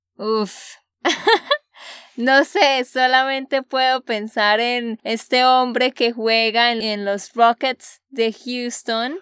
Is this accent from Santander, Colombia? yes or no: yes; Santander, Colombia; de Santander, Colombia